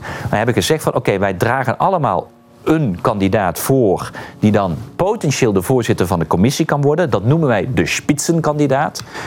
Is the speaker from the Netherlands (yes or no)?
yes; Netherlands; we als Nederlanders